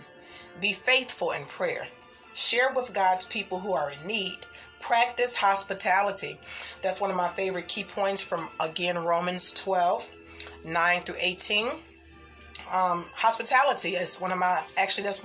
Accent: Midwest, United States; I am from the Midwest area

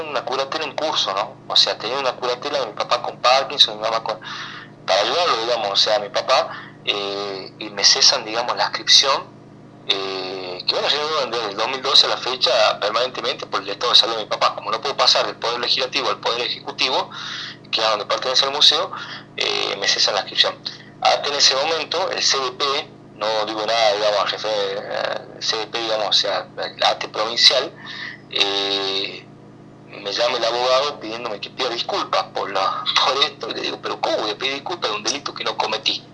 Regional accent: Argentina; los argentinos

